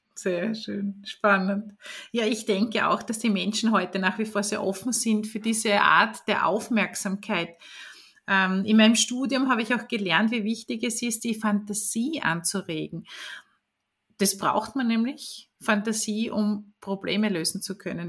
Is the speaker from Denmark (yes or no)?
no; Vorau, Styria, Austria; in der Oststeiermark in Vora. Das ist der Ort, wo ich aufgewachsen bin